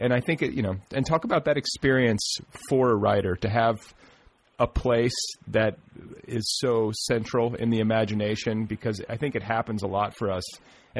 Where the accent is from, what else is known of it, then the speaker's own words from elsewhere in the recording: Wisconsin, United States; my wife is from Minnesota, so I know that part of the country. And I'm from Wisconsin